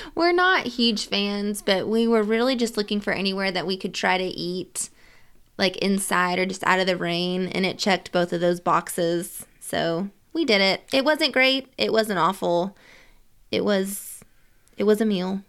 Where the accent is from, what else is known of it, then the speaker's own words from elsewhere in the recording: Nashville, Tennessee, United States; we're from Nashville